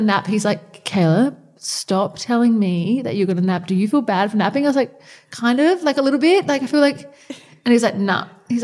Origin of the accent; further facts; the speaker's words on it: Adelaide, South Australia, Australia; we're from Adelaide